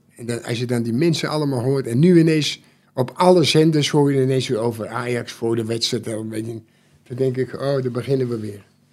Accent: Netherlands; Ik ben in Nederland geboren en gelukkig niet in Duitsland

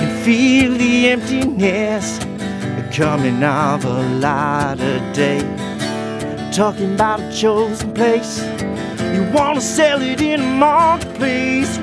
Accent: Australia; our beautiful Australia

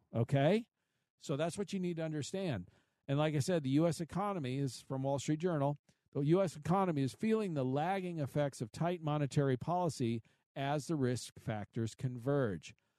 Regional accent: Midwest, United States; I grew up in the Midwest

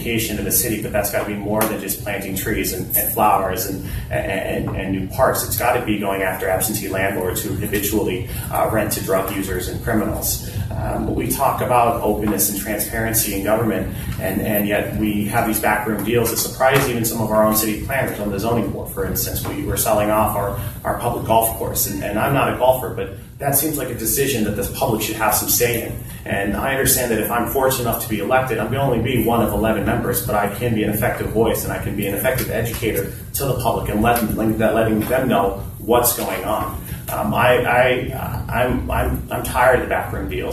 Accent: Boise, Idaho, United States; moved away as an adult; also born or lived in Massachusetts / Portland, Oregon / Boston / London; now in New Bedford, United States; I'm born and raised in Boise, Idaho. I chose to come out to Massachusetts when I was 18 for college

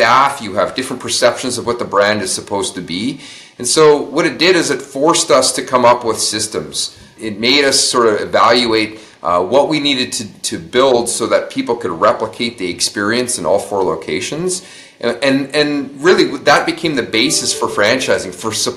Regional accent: St. Albert, Alberta, Canada; we opened our first studio in St. Albert, Alberta, which is my hometown

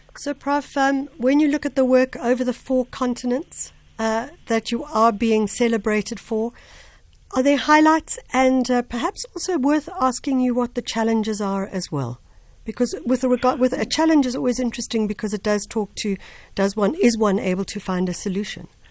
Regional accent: Durban, KwaZulu-Natal, South Africa; my home home area

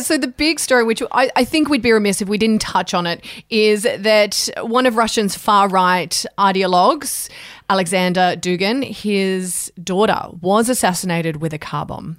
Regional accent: Canberra, Australian Capital Territory, Australia; I grew up in Canberra

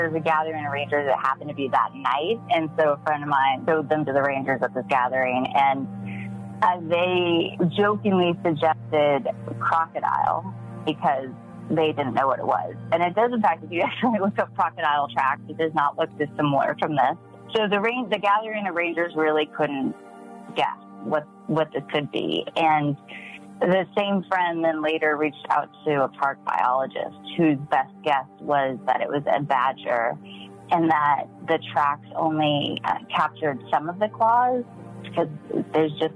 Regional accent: United States; I grew up in the Mojave Desert, right? So on the west side

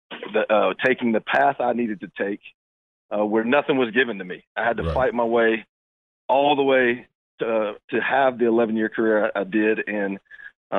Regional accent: the South, United States; moved away; I was from the South

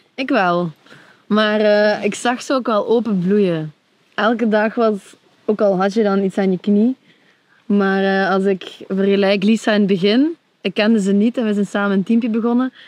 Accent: Limburg, Flanders, Belgium; now in Antwerp, Belgium; ik ben opgegroeid in Limburg, België

